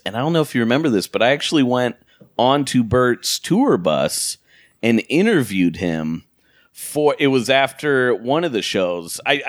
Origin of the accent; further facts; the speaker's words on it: Portland, United States; moved away; So I'm like from Portland, so I just stayed with my family